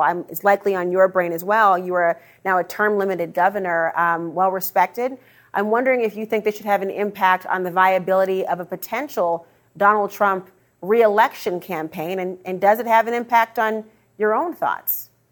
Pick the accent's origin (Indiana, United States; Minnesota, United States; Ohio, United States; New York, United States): Minnesota, United States; I'm from Minnesota